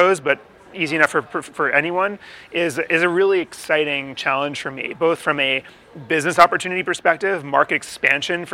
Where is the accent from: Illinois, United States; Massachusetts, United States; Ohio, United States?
Massachusetts, United States; Newton; I grew up in Newton, Massachusetts